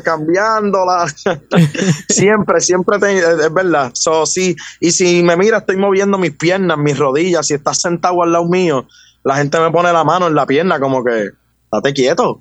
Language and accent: Spanish; Juncos, Puerto Rico; also born or lived in Caguas, Puerto Rico; Yo soy del pueblo de Juncos.